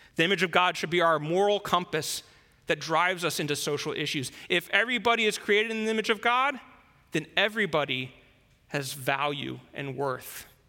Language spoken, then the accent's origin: English; United States; moved away as an adult; now in China; as an American, somebody who lived there my whole life before I came to China